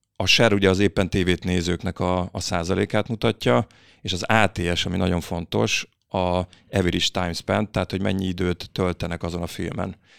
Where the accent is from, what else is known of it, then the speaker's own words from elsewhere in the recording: Berettyóújfalu, Hajdú-Bihar, Hungary; moved away as an adult; now in Budapest, Hungary; én Debrecen mellett Beretyújfolból származom